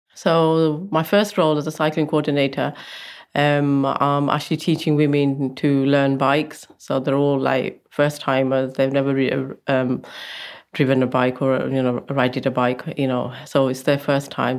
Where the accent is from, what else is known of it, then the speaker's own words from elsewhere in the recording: Coventry, West Midlands, United Kingdom; I'm originally from Coventry